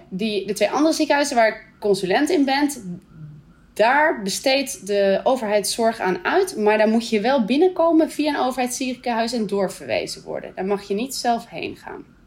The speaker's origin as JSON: {"language": "Dutch", "country": "Netherlands", "also_born_or_lived": "Canada / Scotland", "moved": "as an adult", "lives_now": "Brunei", "said": "verhuizen we terug naar Nederland."}